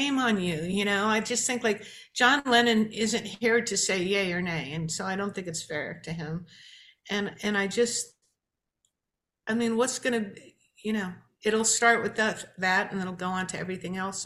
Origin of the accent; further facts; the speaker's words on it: New York, United States; growing up in New York and watching Chiller Theater on Saturday morning